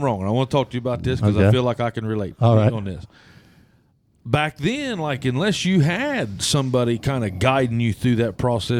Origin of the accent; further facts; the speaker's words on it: Jackson, United States; I'm from Jackson. Chad's from Jackson.